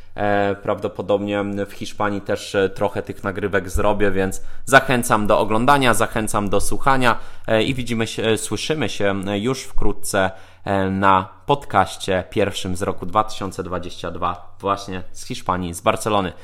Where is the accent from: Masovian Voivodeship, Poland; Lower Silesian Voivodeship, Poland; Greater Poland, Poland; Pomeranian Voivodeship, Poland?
Lower Silesian Voivodeship, Poland; now in Warsaw, Poland; Ja jestem z Dolnego Śląska.